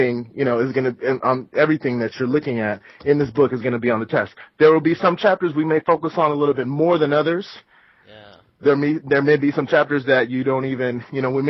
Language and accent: English; Southern California, United States; now in Northern California, United States; growing up in SoCal and now I live in Northern California